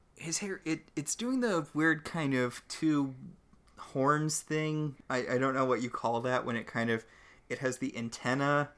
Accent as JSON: {"language": "English", "region": "New England", "country": "United States", "tie": "born or raised there", "said": "I grew up in New England"}